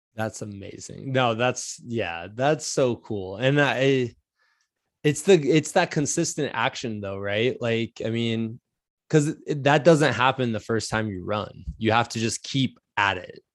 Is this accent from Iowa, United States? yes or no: yes; Iowa, United States; growing up in Iowa